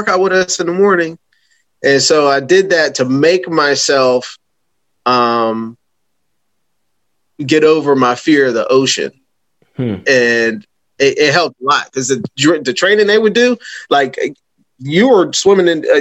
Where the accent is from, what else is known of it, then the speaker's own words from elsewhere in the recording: Pittsburgh, Pennsylvania, United States; now in Delaware, United States; I'm from Pittsburgh, so I'm landlocked.